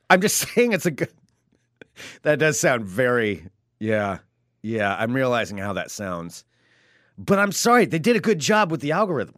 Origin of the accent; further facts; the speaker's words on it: United States; I'm an American